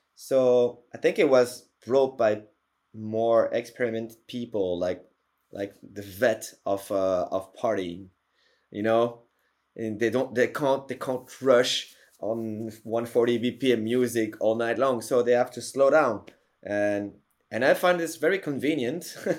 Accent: Paris, Île-de-France, France; in Paris, in my hometown

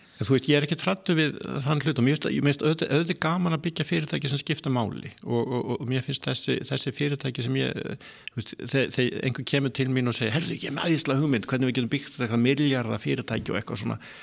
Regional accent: Iceland; moved away; also born or lived in Norway; fættur alveg upp á Íslandi, eh, ég er með íslenskan passa

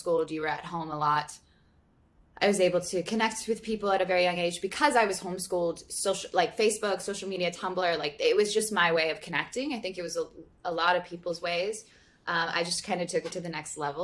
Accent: Santa Monica, California, United States; born or raised there

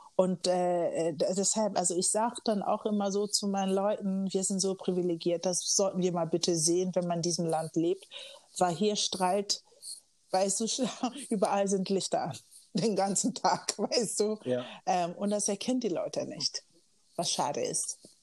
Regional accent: Kiel, Schleswig-Holstein, Germany; moved away as an adult; also born or lived in Los Angeles; now in Hamburg, Germany; ich bin in Kiel aufgewachsen

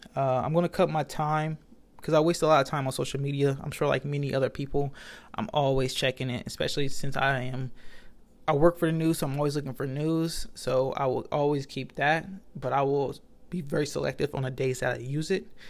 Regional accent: United States; I'm American and I don't even know English

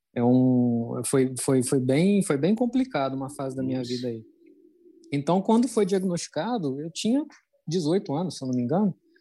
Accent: Minas Gerais, Brazil; moved away; Eu vim de Minas

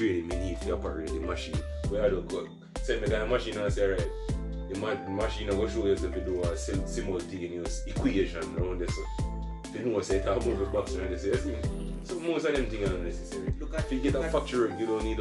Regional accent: Jamaica; Me as a Jamaican

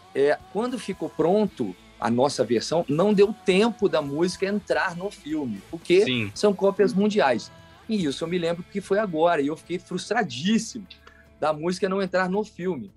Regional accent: Alfenas, Minas Gerais, Brazil; eu sou menino do interior, né, cara? Nasci lá em Alfenas, no sul de Minas.

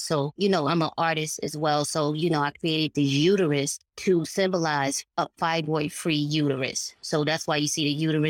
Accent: New York City, New York, United States; I'm from Harlem, New York.

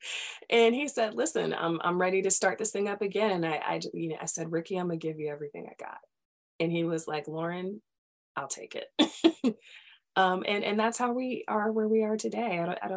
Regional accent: Charleston, South Carolina, United States; being from Charleston, I'm from Charleston. My mother is from downtown. My dad is from West Ashley. So I'm really from Charleston.

